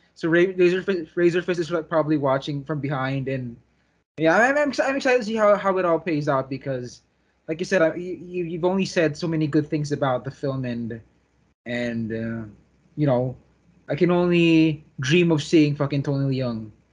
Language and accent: English; Philippines; as a Filipino